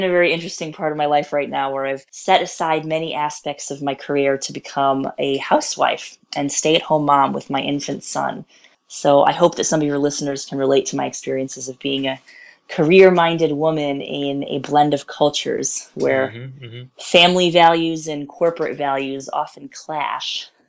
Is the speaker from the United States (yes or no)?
yes; Chicago, Illinois, United States; also born or lived in northern India; I am a Chicago area native